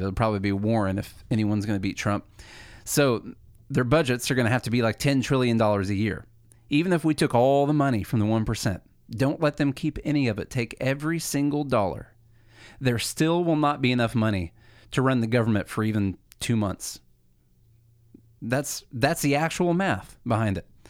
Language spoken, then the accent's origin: English; Illinois, United States; moved away as an adult; now in Nashville, United States; we came from Illinois. The, Charlie and I both did. We went to school together in Illinois